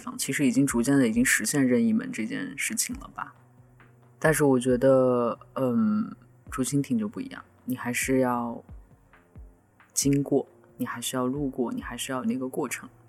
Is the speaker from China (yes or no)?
yes; northern China, China; 作为一个北方人，风并没有什么太好的经。